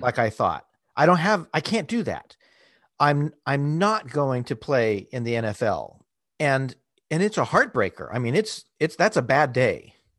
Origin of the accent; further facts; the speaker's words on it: Southern California, United States; I grew up in Southern California